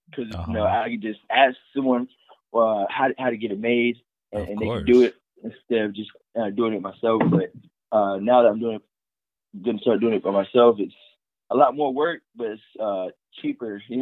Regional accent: Portsmouth, Virginia, United States; moved away; also born or lived in Chattanooga, Tennessee; I was actually uh, born in Virginia. Oh, what? What part? Portsmouth

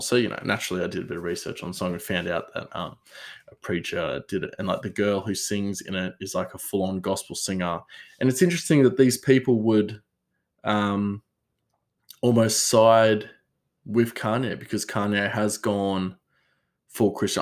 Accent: Australia; I'm Australian

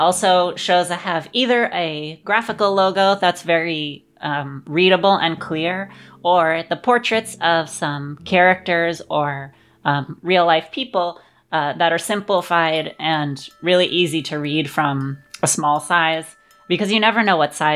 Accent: Los Angeles, California, United States; I grew up in Los Angeles

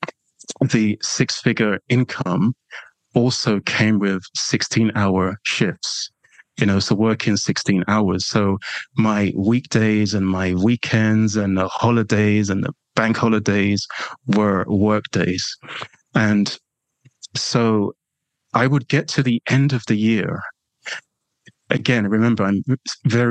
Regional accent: London, United Kingdom; accent: London/English; You probably, you know, won't be surprised by that from my accent

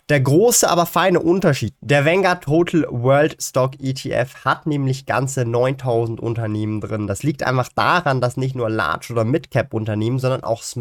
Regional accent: Switzerland

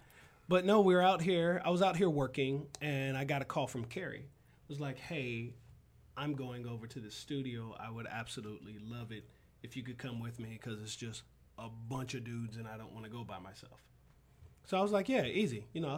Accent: North Carolina, United States; born there; also born or lived in Georgia / Alabama / Chicago / Germany; So all over. I was born in North Carolina, but North Carolina, South Carolina, Georgia, Alabama, Chicago

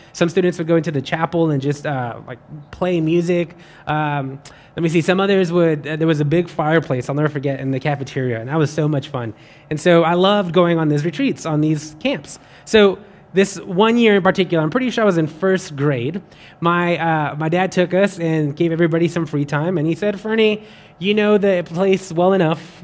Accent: West Texas, United States; now in Baton Rouge, United States; I'm not from Louisiana. I'm from West Texas, where it is very dry

